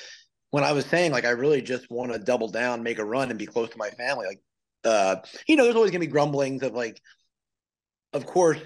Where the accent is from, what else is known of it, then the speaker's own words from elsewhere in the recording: New Jersey, United States; moved away as an adult; also born or lived in South Carolina / Wilmington, North Carolina; I'm from New Jersey originally, but I left there right about the time I went to college